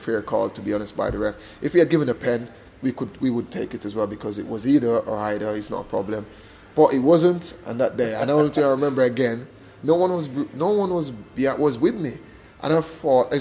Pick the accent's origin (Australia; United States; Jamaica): Jamaica; moved away; growing up in Jamaica